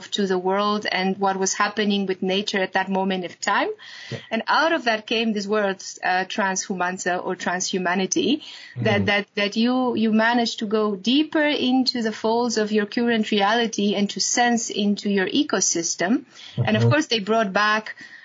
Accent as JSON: {"language": "English", "country": "Romania", "moved": "yes", "said": "In my home country, which is Romania"}